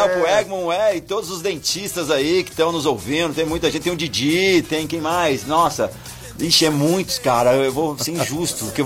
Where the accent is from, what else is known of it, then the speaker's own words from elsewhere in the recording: Pelotas, Rio Grande do Sul, Brazil; Eu sou de, de Pelotas